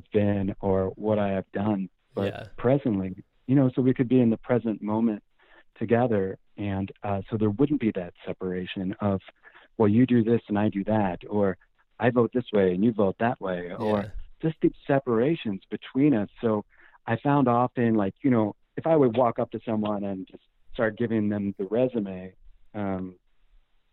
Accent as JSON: {"language": "English", "region": "Oregon", "country": "United States", "said": "I would tell them I was from Oregon"}